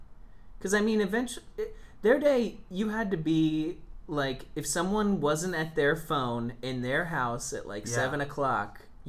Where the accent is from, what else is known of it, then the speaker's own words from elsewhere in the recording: Vero Beach, Florida, United States; now in Chicago, United States; my mom grew up in my hometown, Vero Beach, where I'm from. I'm actually fourth generation Vero Beach.